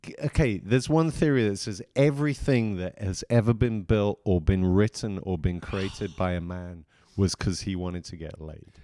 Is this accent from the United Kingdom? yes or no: yes; England, United Kingdom; moved away; I grew up in England